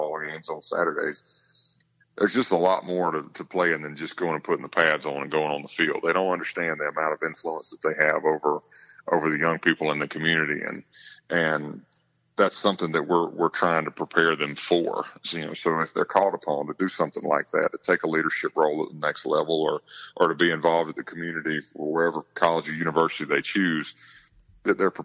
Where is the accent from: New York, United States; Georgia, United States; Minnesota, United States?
Georgia, United States; growing up in America's Georgia